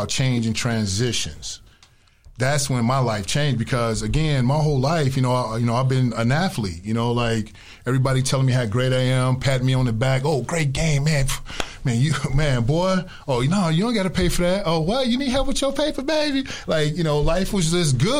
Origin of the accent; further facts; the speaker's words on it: Chicago, Illinois, United States; growing up on the West Side